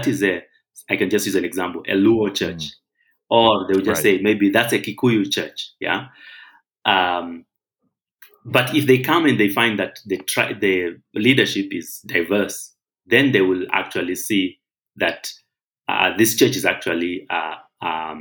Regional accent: Zimbabwe; now in Kenya; I'm actually not Kenyan. I'm from Zimbabwe. So my tribe is actually Shona, the Shona people of Zimbabwe

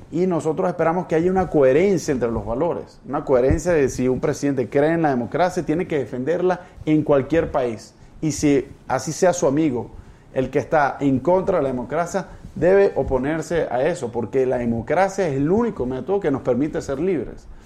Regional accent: Venezuela; nosotros, los hermanos latinoamericanos, me siento latinoamericano, no solo venezolanos, tenemos que hacer lo posible para que Venezuela pueda recuperar su democracia

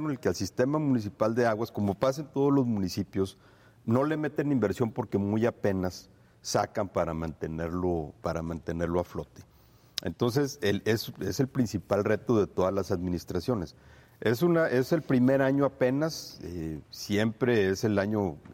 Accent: Torreón, Coahuila, Mexico; Yo soy de aquí

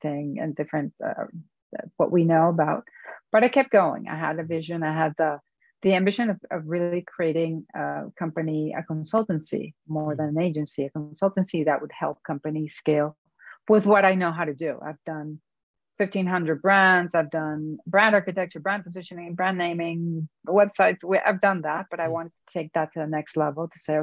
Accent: Venezuela; moved away as an adult; now in United States; I went to Caracas to work and to go back to my home country

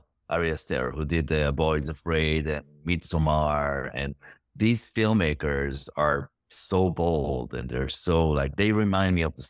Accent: Israel; English is a second language; I came from Israel.

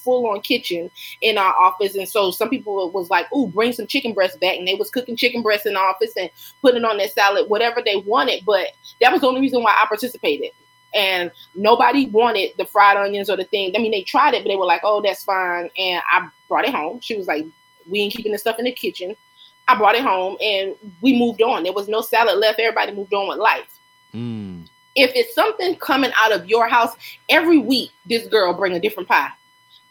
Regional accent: Lake City, United States; when I lived in Lake City growing up in Wren Village

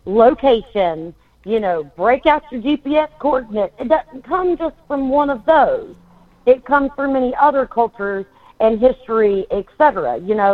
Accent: United States; South Carolina, Florida, it's so different with the baseline that, yes, we are American.

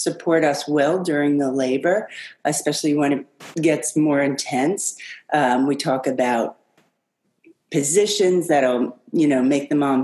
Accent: New Jersey, United States; moved away as an adult; now in New York City, United States; I grew up in New Jersey

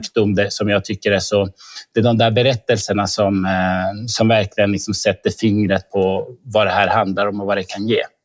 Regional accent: Norrbotten County, Sweden; now in Stockholm, Sweden; Jag är norrbottning som du Lisbeth.

